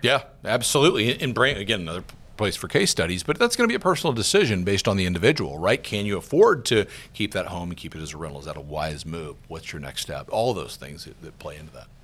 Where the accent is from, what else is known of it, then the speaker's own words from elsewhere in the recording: Georgia, United States; moved away; I'm from Georgia, a little town in, in Georgia. I was just home a couple weeks ago with my parents.